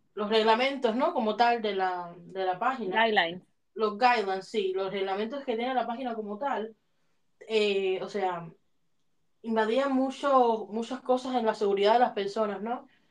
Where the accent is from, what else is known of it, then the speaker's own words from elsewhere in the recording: Havana, Cuba; moved away; yo oía música cuando niña en Cuba